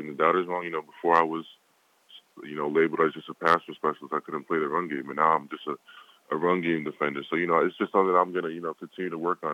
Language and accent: English; United States; I was born here, but both my parents, you know, my dad was born in Nigeria